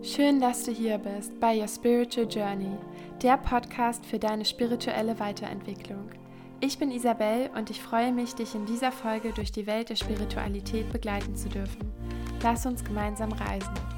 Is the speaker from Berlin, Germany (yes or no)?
yes; Berlin, Germany; von meiner Heimatstadt Berlin